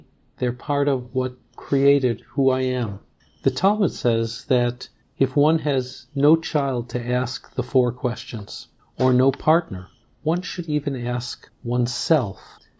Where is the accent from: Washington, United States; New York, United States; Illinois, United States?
Illinois, United States; Chicago; now in Toronto, Canada; growing up in Chicago with my single mother, Rachel